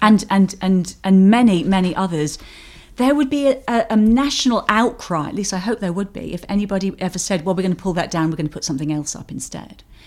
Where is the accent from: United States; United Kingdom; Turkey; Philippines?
United Kingdom; Sandwich, South East England; moved away; where I came from was Sandwich on the southeast coast, the original Sandwich